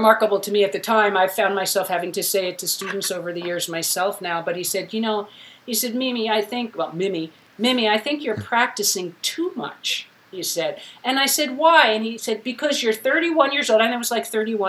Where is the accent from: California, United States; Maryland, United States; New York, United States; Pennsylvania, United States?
New York, United States; now in Bay Area, United States; I'm from New York